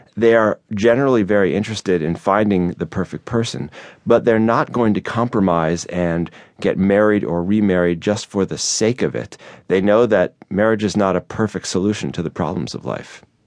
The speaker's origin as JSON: {"language": "English", "town": "Chicago", "region": "Illinois", "country": "United States", "tie": "born or raised there", "said": "Chicago, which is my hometown"}